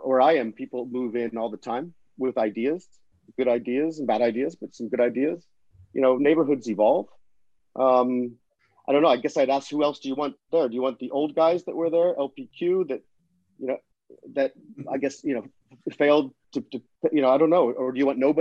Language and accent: English; Florida, United States; now in London, United Kingdom; I grew up in Florida